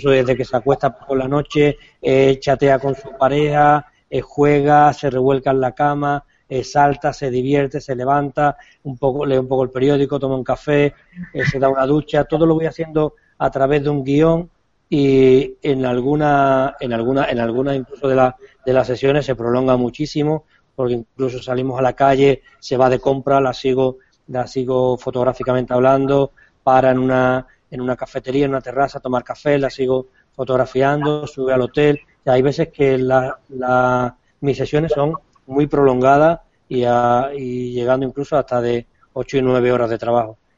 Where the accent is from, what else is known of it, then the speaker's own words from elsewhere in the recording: Argentina; Perdóname si me libro, pero soy argentino